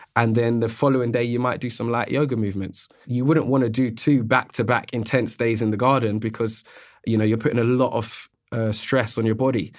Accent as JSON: {"language": "English", "region": "London", "country": "United Kingdom", "tie": "born or raised there", "also_born_or_lived": "Australia", "said": "I'm born and raised in London, And being a Londoner"}